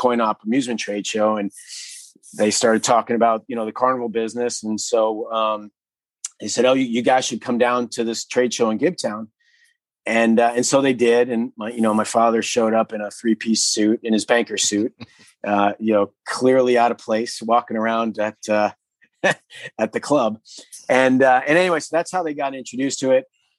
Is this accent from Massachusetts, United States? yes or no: yes; just outside of Boston, Massachusetts, United States; I grew up just outside of Boston. Grew up with two brothers